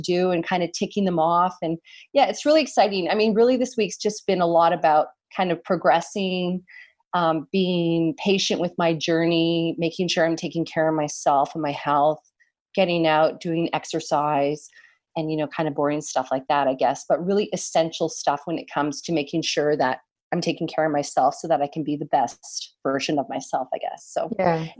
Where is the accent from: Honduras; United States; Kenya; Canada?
Canada; Although I'm not American, I'm Canadian